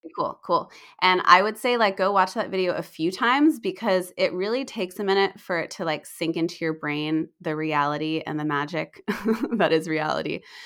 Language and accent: English; United States; also born or lived in Australia / New Zealand; I'm still American